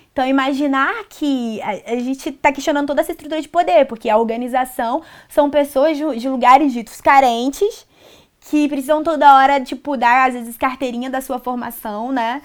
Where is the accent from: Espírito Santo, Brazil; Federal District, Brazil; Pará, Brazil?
Federal District, Brazil; Brasília; moved away as an adult; now in Rio de Janeiro, Brazil; Eu sou da periferia de Brasília, do Gama